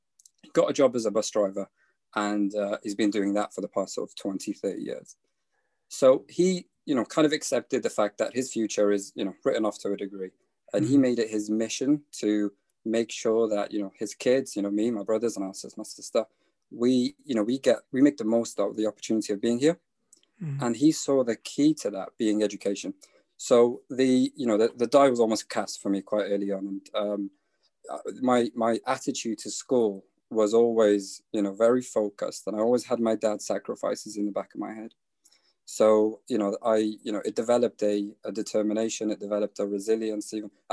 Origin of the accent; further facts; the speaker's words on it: Yemen; born there; So I was born in Yemen, 1994. So that was the start of a civil war in Yemen.